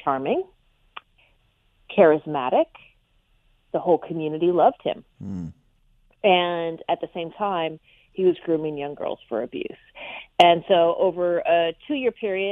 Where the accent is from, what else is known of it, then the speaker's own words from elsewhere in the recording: Orange County, California, United States; I am a California native, born and raised in Orange County